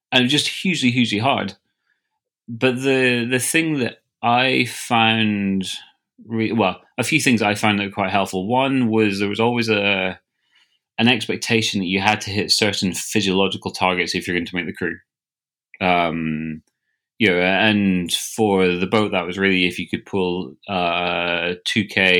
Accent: Scotland, United Kingdom; I raced the home international regatta for Scotland, I guess my home country

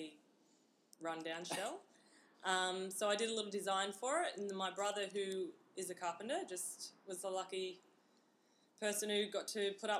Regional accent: Newcastle, New South Wales, Australia; I grew up in Newcastle. I'm from a little town out at Mark's Point on the water there.

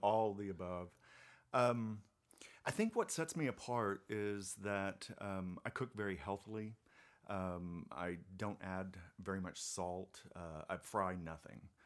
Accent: Germany; moved away; I'm originally from Germany

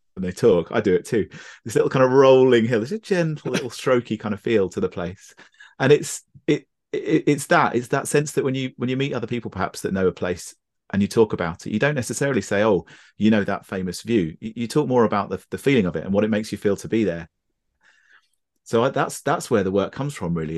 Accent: Brighton, South East England, United Kingdom; I grew up in Brighton, uh, which is, which is completely surrounded by the South Downs.

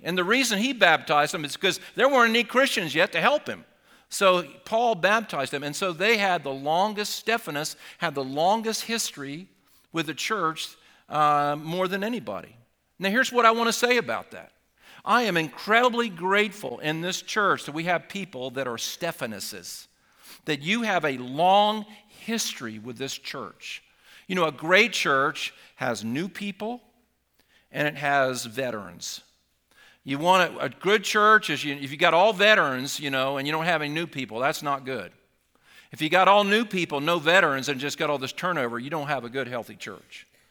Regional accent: Sussex County, Delaware, United States; also born or lived in Gumboro, Delaware; I was actually from Sussex County

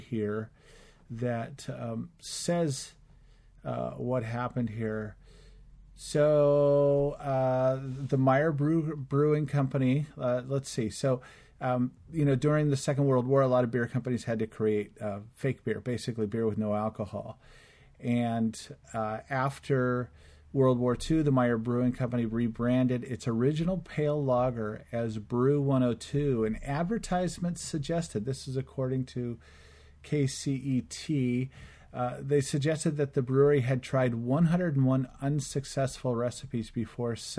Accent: Los Angeles, California, United States; I grew up in Los Angeles

